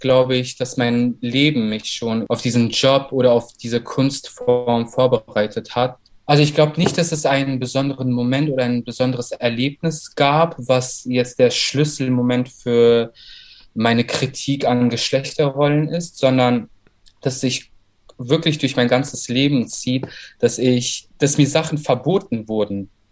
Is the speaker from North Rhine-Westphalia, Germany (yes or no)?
no; Berlin, Germany; also born or lived in Baku, Azerbaijan / Saarland / Cologne; meine Familie ist zusammen mit mir 1996 nach Deutschland gezogen. Erstmal ins Saarland und ein halbes Jahr später nach Berlin. Mhm. Äh, genau, und seitdem ich denken kann und seitdem ich mich auch wirklich erinnern kann, lebe ich in Berlin